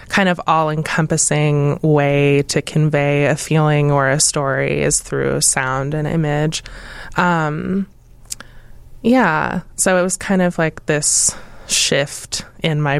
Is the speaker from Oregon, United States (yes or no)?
yes; Portland, Oregon, United States; moved away; I grew up in Portland in the trees